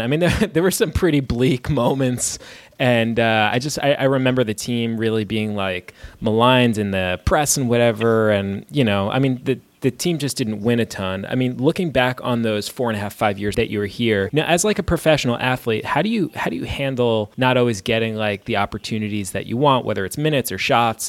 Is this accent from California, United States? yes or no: no; New York, United States; I was born and raised in New York.